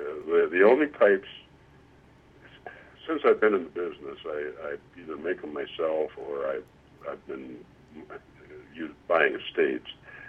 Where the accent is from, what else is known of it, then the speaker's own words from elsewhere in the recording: Cleveland, Ohio, United States; I grew up mostly in Cleveland, Ohio